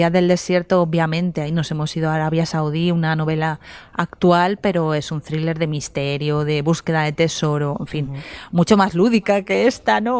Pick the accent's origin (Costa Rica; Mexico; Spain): Spain; Candasnos, Aragon; yo soy de Candasnos.